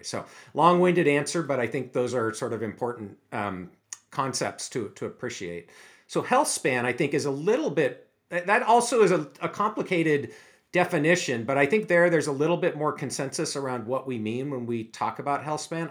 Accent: Seattle, Washington, United States; also born or lived in Erie, Pennsylvania; I grew up in the Seattle area, actually not too far from the University of Washington

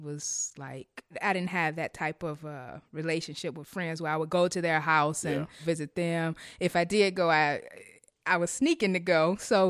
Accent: Chicago, Illinois, United States; I am from the west side of Chicago, born and raised, and I currently reside in the western suburb.

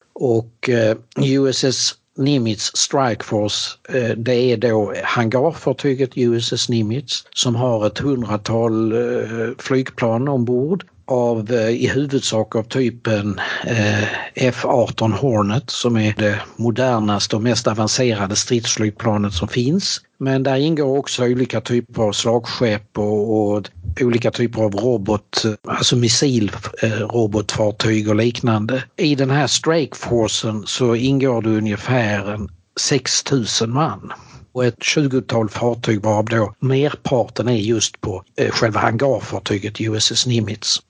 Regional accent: Helsingborg, Skåne, Sweden; born or raised there; also born or lived in Norrbotten; now in Eskilstuna, Sweden

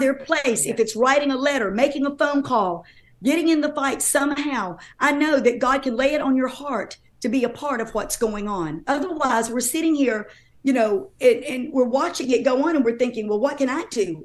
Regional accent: North Carolina, United States; I'm from North Carolina

